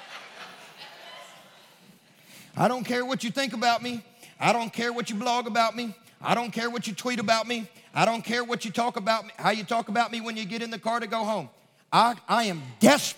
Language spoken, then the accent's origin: English; Kentucky, United States; now in Nashville, United States; I'm from Kentucky